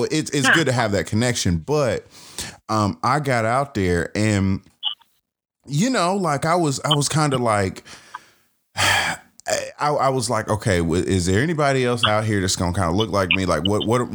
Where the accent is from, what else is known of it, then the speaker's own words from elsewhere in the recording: Atlanta, Georgia, United States; born and raised in Atlanta in Georgia, but I'm a part of the Alabama chapter.